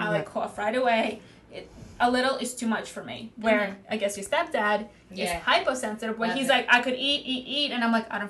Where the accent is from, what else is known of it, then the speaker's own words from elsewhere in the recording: New York City, New York, United States; I'm from Staten Island.